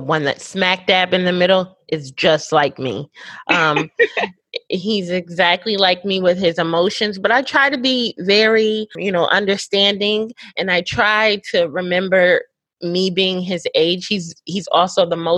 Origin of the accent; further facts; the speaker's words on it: Connecticut, United States; moved away as an adult; now in Houston, United States; I grew up in Connecticut, which is like 45 minutes from New York City